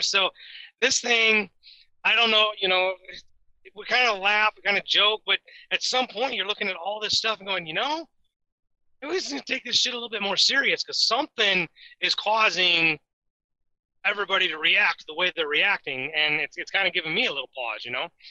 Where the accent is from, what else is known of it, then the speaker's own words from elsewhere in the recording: Indiana, United States; I'm from Indiana